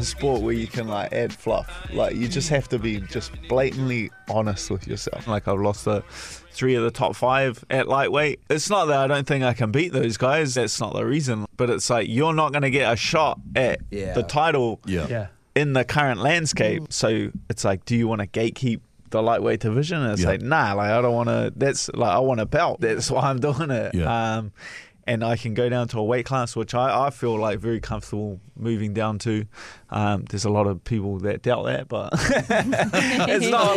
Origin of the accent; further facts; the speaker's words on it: New Zealand; as a Kiwi being overseas.